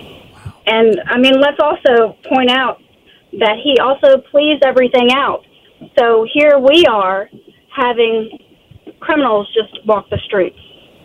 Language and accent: English; Goochland, Virginia, United States; I've been born and raised in Goochland